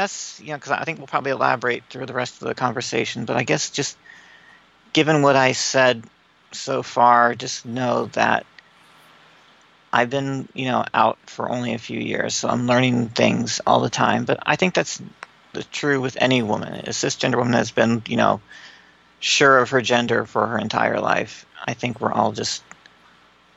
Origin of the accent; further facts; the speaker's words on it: Bloomington, Indiana, United States; Grew up in Bloomington, Indiana.